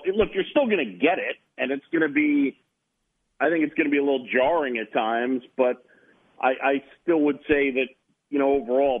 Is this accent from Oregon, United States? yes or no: no; New York City, New York, United States; also born or lived in Philadelphia, Pennsylvania; Roosevelt Island, where I grew up in New York City